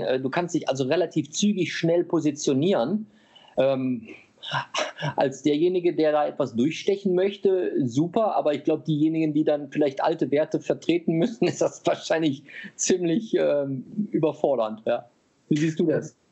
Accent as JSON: {"language": "German", "country": "Germany", "said": "wir als Deutsche"}